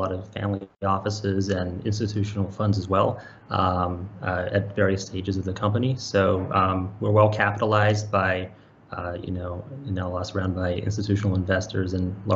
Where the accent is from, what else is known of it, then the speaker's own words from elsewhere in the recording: Australia; moved away as an adult; also born or lived in Bay Area, United States; I was born and raised in Australia, and I've spent my whole entire technology career in technology since I moved when I was 19 to the Bay Area